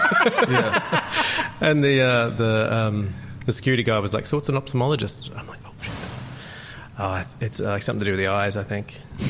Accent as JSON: {"language": "English", "town": "Terrigal", "region": "New South Wales", "country": "Australia", "tie": "born or raised there", "said": "I grew up in a little town called Terrigal in Australia. It's just north of Sydney."}